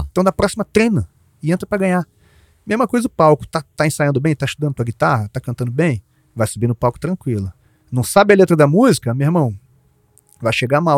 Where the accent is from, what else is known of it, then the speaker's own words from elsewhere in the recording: Jacarepaguá, Rio de Janeiro, Brazil; minha infância lá em Jacarepaguá